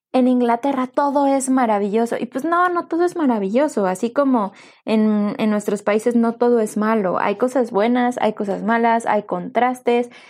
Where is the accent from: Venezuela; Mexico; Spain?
Mexico; Yo soy mexicana